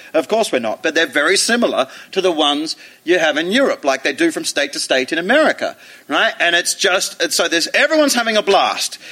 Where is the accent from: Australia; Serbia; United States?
Australia; now in East Midlands, United Kingdom; being Australian